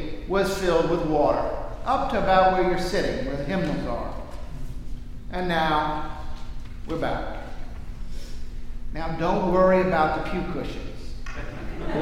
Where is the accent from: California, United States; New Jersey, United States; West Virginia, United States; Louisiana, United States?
Louisiana, United States; New Orleans; Growing up in New Orleans